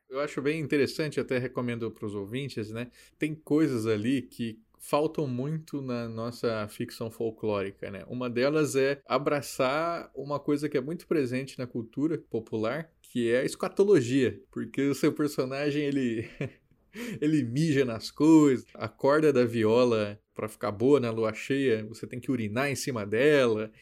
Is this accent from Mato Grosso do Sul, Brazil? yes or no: yes; Mato Grosso do Sul, Brazil; eu sou natural, né, de Mato Grosso do Sul.